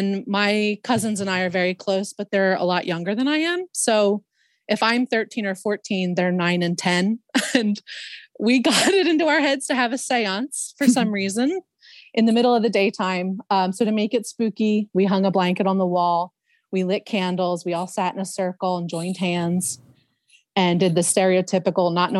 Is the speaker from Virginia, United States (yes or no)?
no; Philadelphia, Pennsylvania, United States; I grew up in Northeast Philadelphia